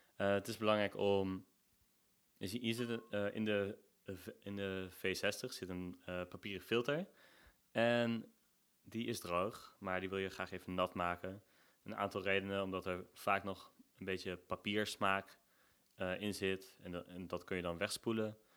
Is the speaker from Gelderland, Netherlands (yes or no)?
yes; Nijmegen, Gelderland, Netherlands; Ik kom uit Nijmegen. ik woon hier ook al 28 jaar.